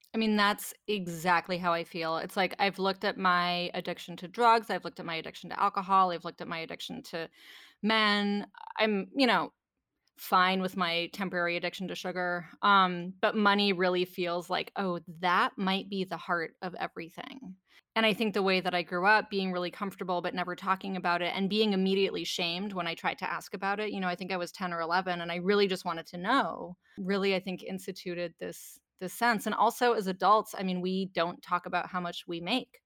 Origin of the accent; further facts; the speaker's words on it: Canada; I grew up in Canada